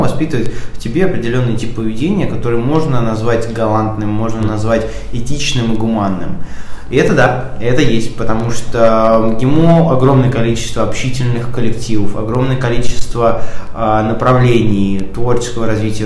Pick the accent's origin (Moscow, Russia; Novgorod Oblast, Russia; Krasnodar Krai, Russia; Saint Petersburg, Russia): Moscow, Russia; Я москвич, у меня здесь есть дом, у меня есть квартира